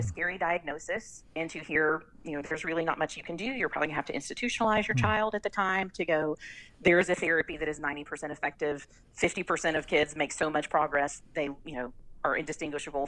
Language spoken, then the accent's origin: English; Southern West Virginia, United States; also born or lived in Barboursville, West Virginia / Wyoming County, West Virginia / Mercer County, West Virginia / Raleigh County, West Virginia; I'm from Southern West Virginia